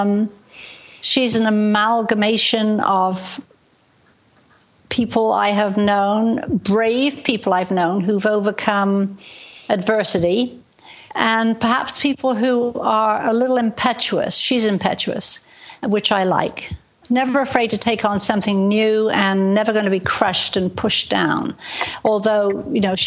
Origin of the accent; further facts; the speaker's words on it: England, United Kingdom; also born or lived in Portland, Dorset; now in Washington State, United States; I actually live in the United States in the Pacific Northwest, Washington State, but I was born in England and grew up in England